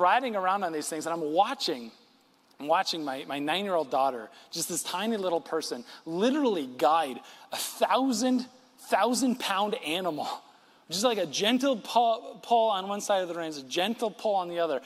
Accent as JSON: {"language": "English", "region": "West Michigan", "country": "United States", "tie": "born or raised there", "said": "born and raised in West Michigan, like I am"}